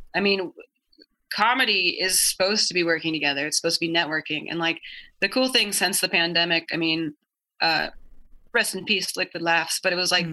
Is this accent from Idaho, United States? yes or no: yes; Idaho, United States; growing up in Idaho